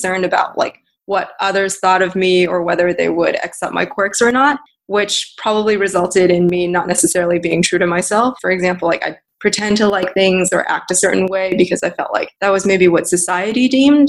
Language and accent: English; Texas, United States; moved away as an adult; also born or lived in China / New York / San Francisco; I was basically raised as a Texan. I lived there for 15 years